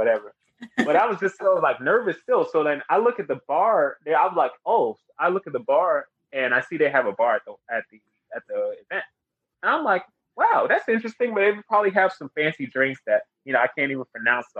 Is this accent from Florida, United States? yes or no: no; Greensboro, North Carolina, United States; now in Charlotte, United States; I was born and raised in Greensboro